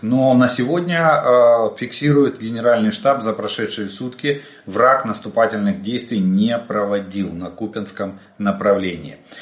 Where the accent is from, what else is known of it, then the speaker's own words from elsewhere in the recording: Ukraine; мы из Украины